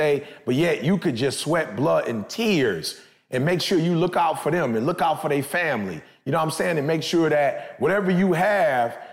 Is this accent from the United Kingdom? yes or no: no; Michigan, United States; I'm from Michigan.